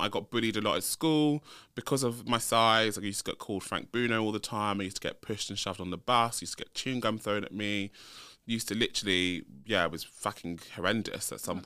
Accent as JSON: {"language": "English", "region": "London", "country": "United Kingdom", "tie": "born or raised there", "also_born_or_lived": "Leeds", "said": "So I um I grew up in London, so I'm a North London boy. Um, was born and bred. Born and bred in North London"}